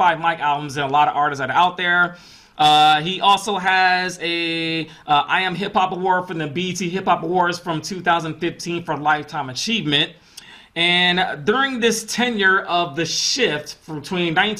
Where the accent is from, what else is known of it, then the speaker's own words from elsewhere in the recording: Atlanta, Georgia, United States; also born or lived in Houston, Texas; I'm from Atlanta, Georgia